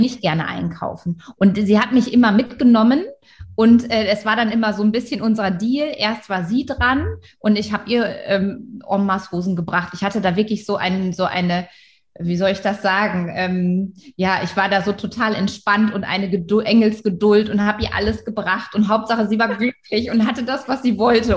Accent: Wilhelmshaven, Lower Saxony, Germany; Da bin ich aufgewachsen in Wilhelmshaven

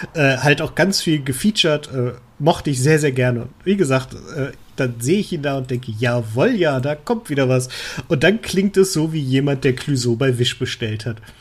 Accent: Germany; als Deutscher

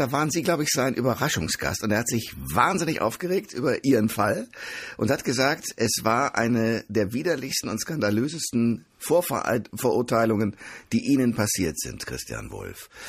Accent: Osnabrück, Lower Saxony, Germany; also born or lived in Hannover area; now in Hannover, Germany; Wir stammen beide aus Osnabrück

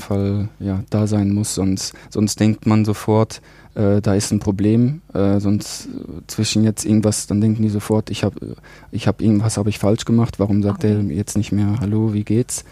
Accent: Germany; now in Geneva, Switzerland; als Deutscher

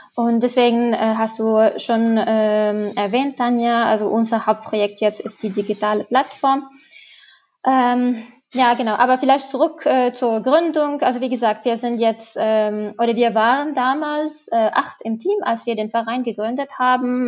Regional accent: Tunisia; now in Germany; also ich komme selber aus Tunesien

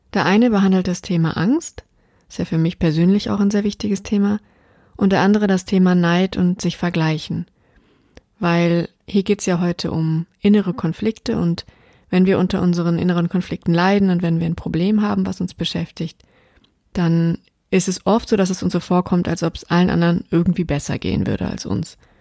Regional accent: Taunus, around Frankfurt am Main, Hesse, Germany; moved away; ich ja im Moment immer noch in meiner alten Heimat bin, im Taunus rund um Frankfurt am Main

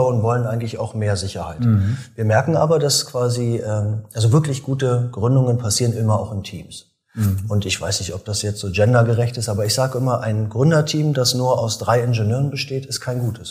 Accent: Germany; moved away; also born or lived in Münster / Berlin; ich komme ja aus dem Osten

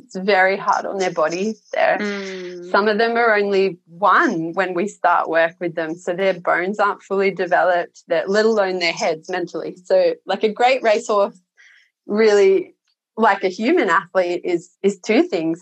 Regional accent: Sydney, New South Wales, Australia; moved away as an adult; I grew up in the Shire in Sydney

